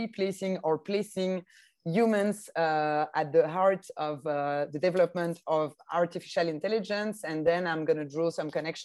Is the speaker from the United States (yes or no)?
no; French-speaking part of Belgium, Wallonia, Belgium; accent: French-speaking Belgian; English is a second language; based in the south part of Belgium, in the French-speaking part of Belgium as well, as you can hear with my accent